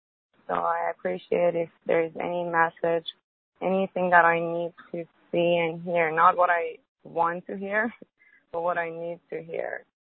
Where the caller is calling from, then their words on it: Honolulu, Hawaii, United States; I'm calling from Honolulu.